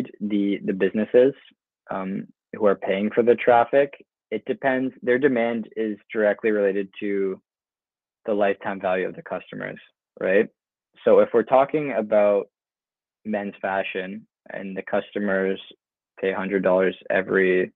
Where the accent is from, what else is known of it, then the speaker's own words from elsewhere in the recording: just outside of Toronto, Ontario, Canada; moved away as an adult; now in Lisbon, Portugal; I grew up just outside of Toronto